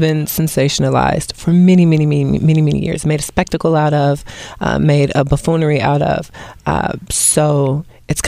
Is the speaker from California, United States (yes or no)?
no; Cincinnati, Ohio, United States; moved away as an adult; also born or lived in New York City; I'm originally from Ohio, Cincinnati